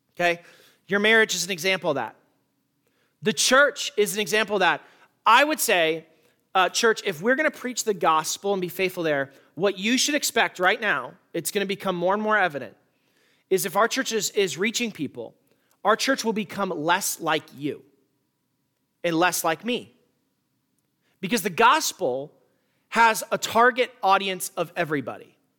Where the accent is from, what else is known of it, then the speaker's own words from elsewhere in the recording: Tucson, Arizona, United States; In my hometown of Tucson, there are the Catalina Mountains